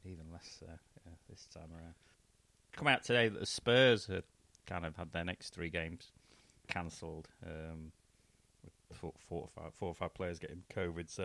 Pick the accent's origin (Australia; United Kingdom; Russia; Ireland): United Kingdom; England; as an Englishman